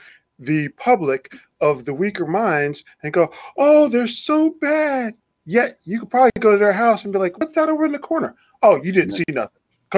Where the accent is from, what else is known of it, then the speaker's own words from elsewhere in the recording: The Plains, Virginia, United States; you and I grew up in the same county because I'm actually from the Plains.